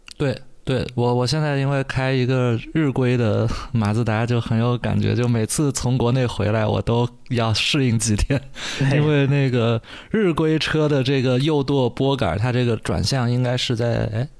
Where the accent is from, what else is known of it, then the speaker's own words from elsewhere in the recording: China; 其实是我们中国人最熟悉的